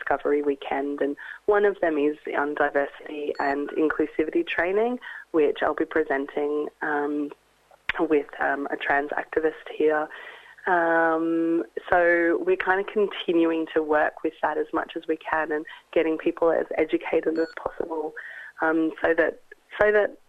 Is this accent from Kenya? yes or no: no; Australia; moved away as an adult; also born or lived in London / Europe; I am Australian, but I returned after 10 years away